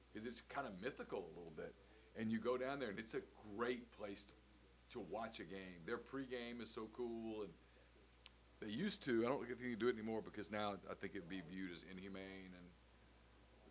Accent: North Louisiana, United States; we grew up in North Louisiana

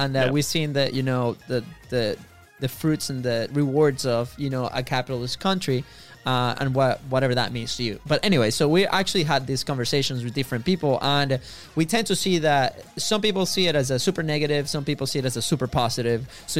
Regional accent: Venezuela; English is a second language; now in United States; we are actually from Venezuela, right? So you probably figure that one out because of our accents.

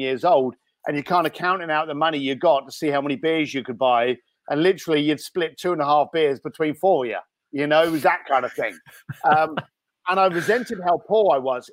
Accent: London, United Kingdom; also born or lived in Reading; now in Los Angeles, United States; I was actually born in Reading, uh, and then I did a lot of growing up in East London, Walthamstow, and Leyton Stowe.

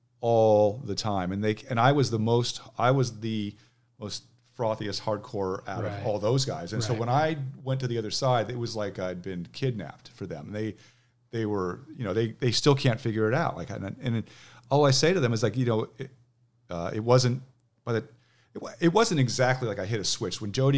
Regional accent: Manhattan Beach, California, United States; now in Seattle, United States; So I grew up in Manhattan Beach.

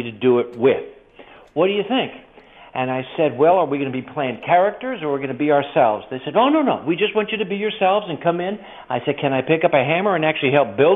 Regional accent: near Hollywood, California, United States; I was raised near Hollywood in California

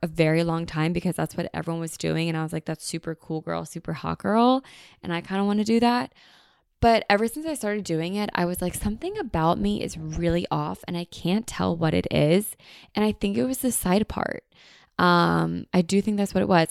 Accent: United States; we are so American

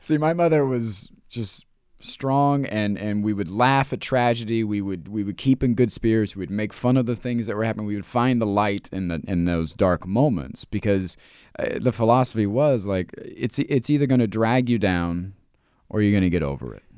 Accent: Midwest, United States; I grew up in the Midwest in the nineties as a dude.

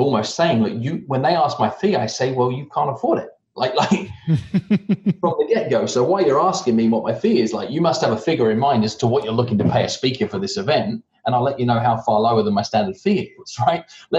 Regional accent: United Kingdom; accent: British; funny in that it hinders me now more back home, because I have a rounded off British accent that sounds like I'm more American than I am British

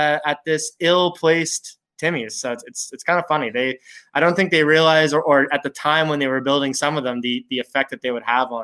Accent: Fredericton, New Brunswick, Canada; In my hometown of Fredericton, New Brunswick

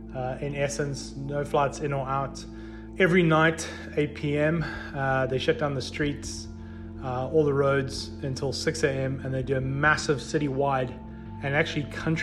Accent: South Africa; now in Dubai, United Arab Emirates; I am from South Africa, but I currently live in Dubai.

